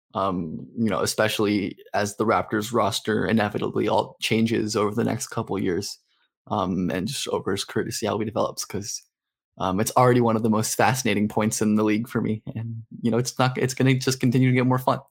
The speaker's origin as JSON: {"language": "English", "town": "Los Angeles", "region": "California", "country": "United States", "tie": "born or raised there", "said": "living and growing up in Hollywood."}